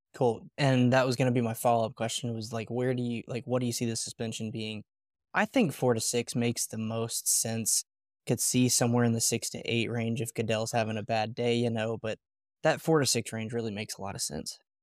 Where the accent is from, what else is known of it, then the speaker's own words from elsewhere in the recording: Alabama, United States; I'm originally from Alabama